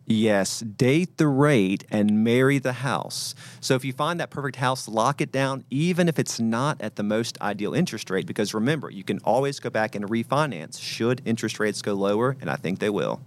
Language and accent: English; North Carolina, United States; now in Nashville, United States; I grew up in North Carolina